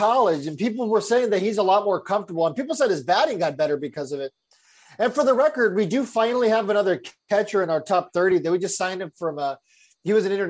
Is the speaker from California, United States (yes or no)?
yes; Visalia, California, United States; he's from Visalia, and I'm basically from Visalia.